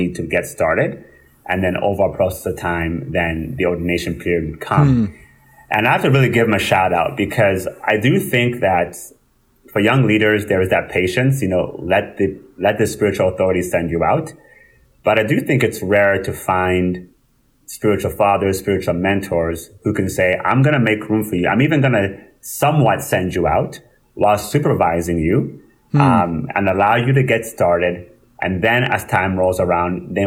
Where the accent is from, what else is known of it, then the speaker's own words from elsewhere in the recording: Winnipeg, Manitoba, Canada; also born or lived in Rwanda / France / England / Calgary; now in Brandon, Canada; I grew up in Winnipeg